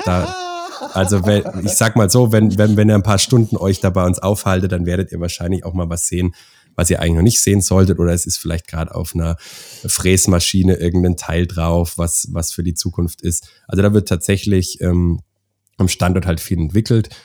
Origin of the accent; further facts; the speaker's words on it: Schweinfurt, Bavaria, Germany; also born or lived in Augsburg; bin selber Deutscher, ähm, bin auch gebürtig aus der Ecke Schweinfurt